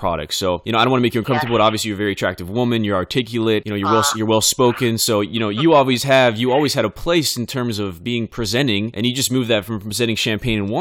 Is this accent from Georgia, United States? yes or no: no; Bakersfield, California, United States; Bakersfield, California, my hometown